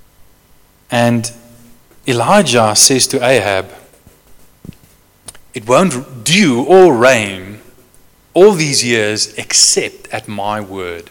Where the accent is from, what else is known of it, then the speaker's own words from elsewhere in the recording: Johannesburg, Gauteng, South Africa; I come from Joburg, the biggest city in South Africa.